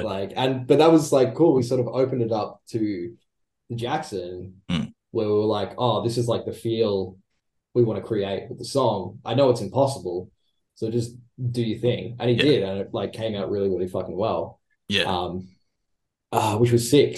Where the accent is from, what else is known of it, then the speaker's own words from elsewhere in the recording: Australia; we're all Australian